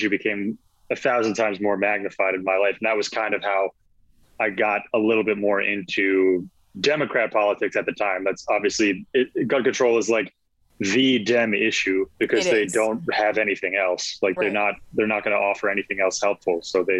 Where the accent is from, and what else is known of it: Newtown, Connecticut, United States; born or raised there; also born or lived in Long Island, New York